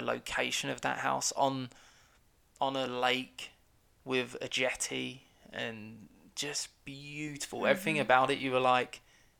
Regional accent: United Kingdom; Is it because I'm British

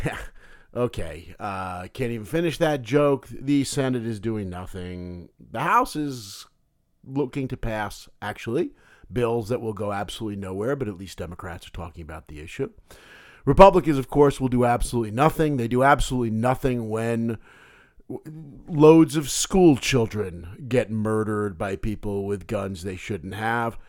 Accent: United States; as an American

